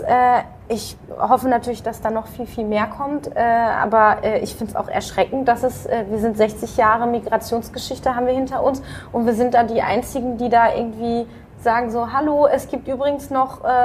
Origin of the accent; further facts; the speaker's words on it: Dortmund, North Rhine-Westphalia, Germany; Ansonsten bin ich in Dortmund äh, aufgewachsen